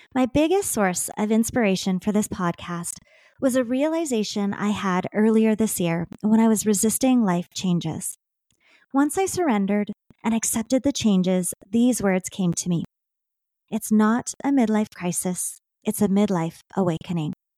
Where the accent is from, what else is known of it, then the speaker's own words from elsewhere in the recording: Saskatchewan, Canada; I am a Canadian girl that was born and raised in Saskatchewan.